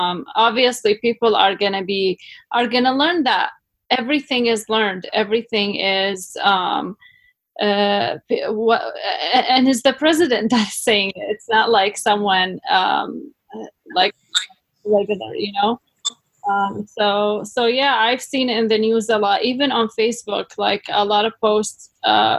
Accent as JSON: {"language": "English", "country": "Iraq", "moved": "yes", "lives_now": "Canada", "said": "in my home country, Iraq"}